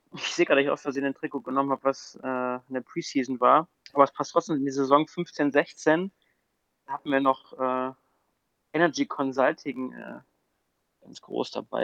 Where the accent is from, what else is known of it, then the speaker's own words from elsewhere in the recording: Düsseldorf, North Rhine-Westphalia, Germany; moved away; als geborener Düsseldorfer